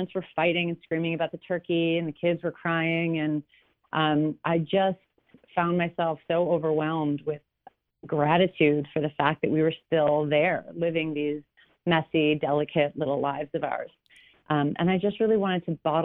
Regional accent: Long Island, south of Wellwood, New York, United States; now in California, United States; I grew up, south of Wellwood, and my mom is from Lindenhurst originally

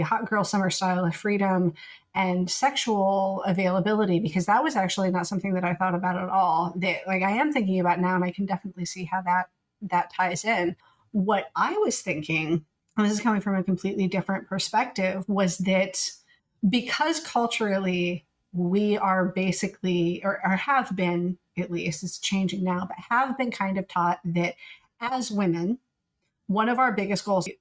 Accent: the Bible Belt, United States; we grew up in the Bible Belt

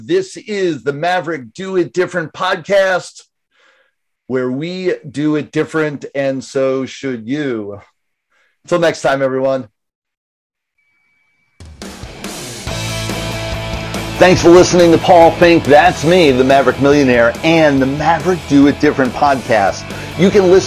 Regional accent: Northeast, United States; I'm from the Northeast as well

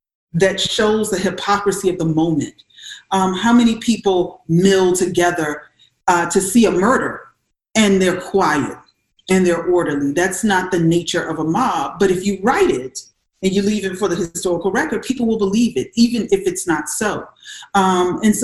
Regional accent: South Carolina, United States; I'm from South Carolina

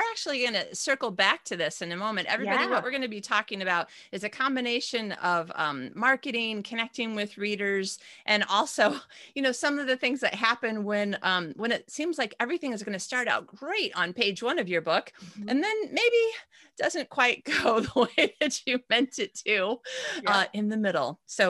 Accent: Austria; I'm still from Austria.

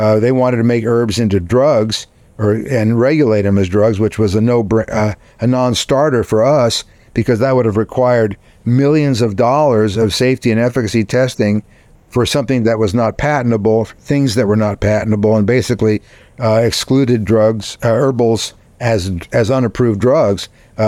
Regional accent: Texas, United States; as a Texan, based on my limited British history.

